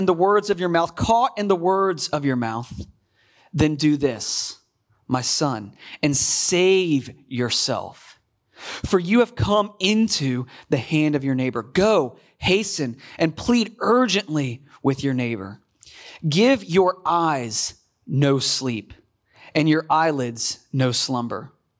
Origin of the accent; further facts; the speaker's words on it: Virginia, United States; So I used to hunt fairly regularly when I grew up in Virginia.